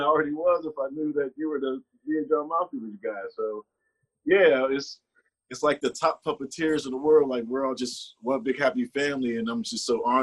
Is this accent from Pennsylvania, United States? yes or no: yes; Pittsburgh, Pennsylvania, United States; moved away; It was part of an artist collective called Bridge Spotters at my hometown of Pittsburgh, PA.